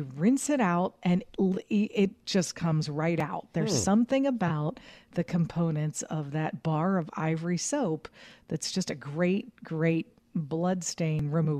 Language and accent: English; Pittsburgh, Pennsylvania, United States; moved away as an adult; I was working in Pittsburgh, in Pennsylvania, my hometown.